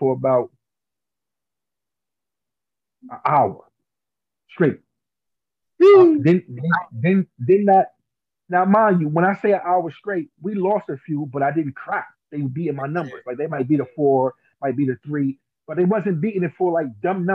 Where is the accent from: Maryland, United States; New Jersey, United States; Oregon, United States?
New Jersey, United States; I'm from Jersey.